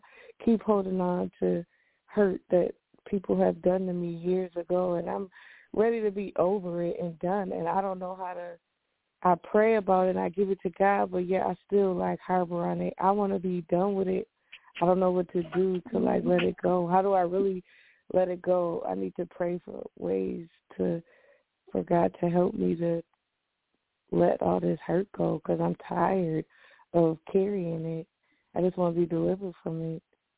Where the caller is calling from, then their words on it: Syracuse, New York, United States; calling from Syracuse.